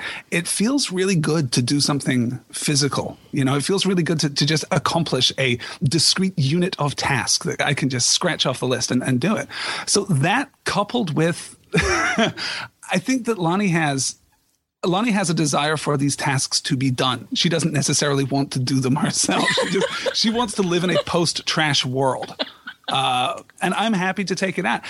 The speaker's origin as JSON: {"language": "English", "region": "Scotland", "country": "United Kingdom", "moved": "as an adult", "lives_now": "United States", "said": "I am originally from Scotland. I've only been living in the United States for about 4 years now."}